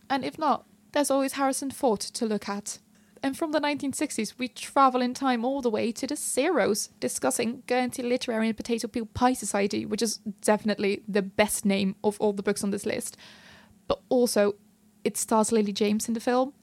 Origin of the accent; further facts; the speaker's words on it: Netherlands; I'm from the Netherlands